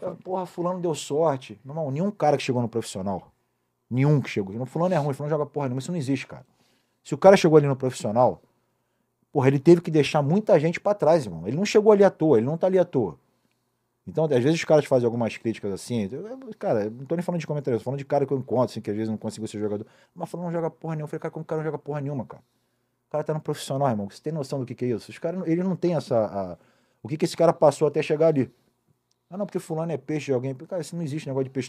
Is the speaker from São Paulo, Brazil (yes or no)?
no; Niterói, Rio de Janeiro, Brazil; Eu fui morar em Niterói com uns dois anos, mais ou menos